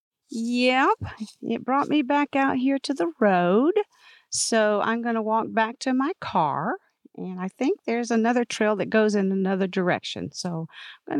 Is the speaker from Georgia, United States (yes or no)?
yes; Georgia, United States; I grew up in Georgia, and we had kudzu in our yard